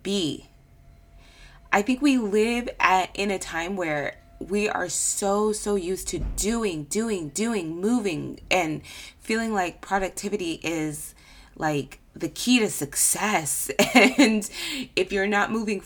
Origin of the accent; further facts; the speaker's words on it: California, United States; I'm from California